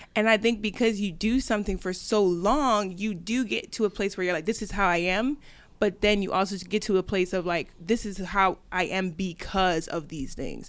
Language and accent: English; Delaware, United States; moved away as an adult; also born or lived in New York; I grew up in Delaware